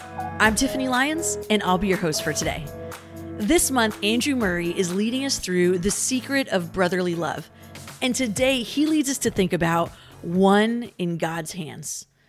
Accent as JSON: {"language": "English", "country": "Philippines", "tie": "born or raised there", "said": "Growing up in the Philippines, I went to an international school"}